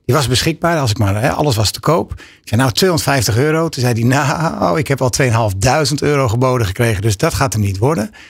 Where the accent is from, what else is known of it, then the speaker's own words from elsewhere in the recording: Amsterdam, North Holland, Netherlands; moved away; Ik woonde inmiddels al langer onder de rivieren dan daarboven. Ik kom uit Amsterdam. Ehm, niet echt een plek waar worstbroodjes bekend zijn.